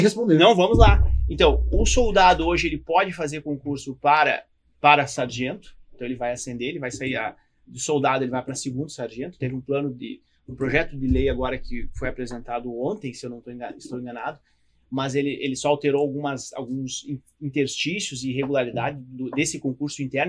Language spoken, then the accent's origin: Portuguese; Rio Grande do Sul, Brazil; optei em ficar no Rio Grande do Sul, porque eu queria ficar na minha terra